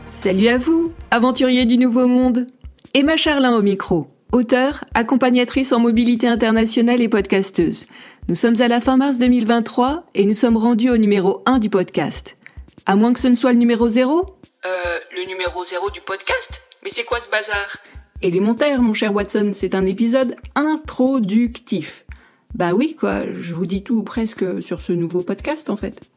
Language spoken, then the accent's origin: French; Nice, Provence-Alpes-Côte d'Azur, France; accent: accent chantant; moved away as an adult; now in Hamilton, Canada; je suis niçoise, d'où l'accent chantant que je peux avoir parfois